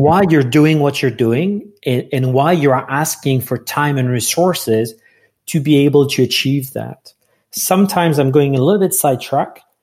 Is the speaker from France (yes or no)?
yes; France; English is a second language; moved away; I'm from France, so English is not my first language.